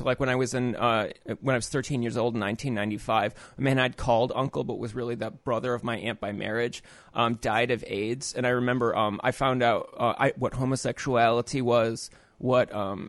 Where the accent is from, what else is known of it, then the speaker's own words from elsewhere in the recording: Naperville, Illinois, United States; where I grew up was like an evangelical Christian suburb called Naperville, Illinois.